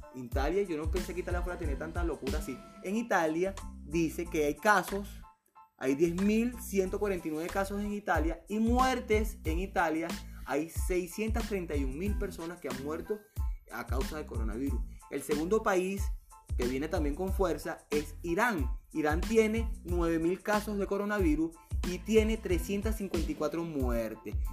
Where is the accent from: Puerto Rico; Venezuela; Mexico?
Venezuela; Yo soy venezolano, lo he dicho en todos mis posts, yo vivo en Venezuela